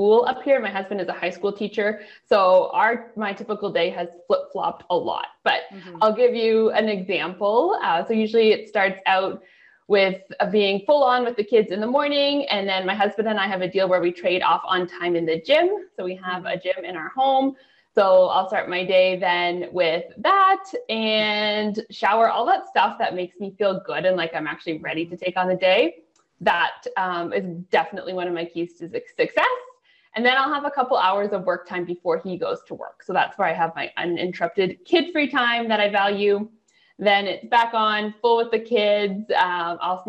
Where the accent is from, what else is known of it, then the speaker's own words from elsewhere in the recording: Canada; also born or lived in near Toronto, Ontario; I am a Canadian up in, I live near Toronto in Ontario